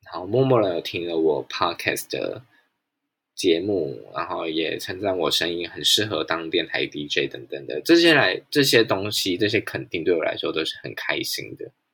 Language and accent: Chinese; Pingtung County, Taiwan; 我必须要暂时留在我出生的地方屏东